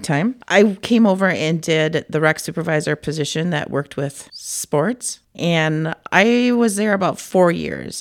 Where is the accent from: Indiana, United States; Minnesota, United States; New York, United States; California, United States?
Minnesota, United States; Cannon Falls; also born or lived in Farmington, Minnesota; I'm from Cannon Falls originally, and they didn't they don't have Park and Rec there